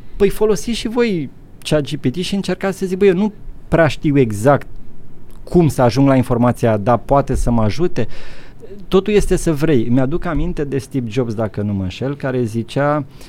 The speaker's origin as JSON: {"language": "Romanian", "country": "Romania", "also_born_or_lived": "Netherlands", "moved": "as an adult", "lives_now": "Luxembourg", "said": "eu vin din România, știu, eu am mai trecut prin comunism"}